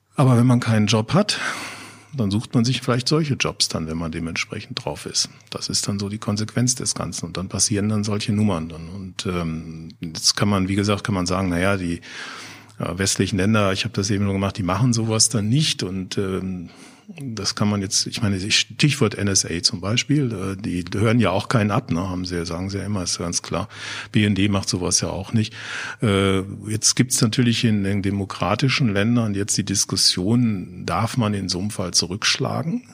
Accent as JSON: {"language": "German", "town": "Offenbach am Main", "region": "Hesse", "country": "Germany", "said": "ich komme aus Offenbach"}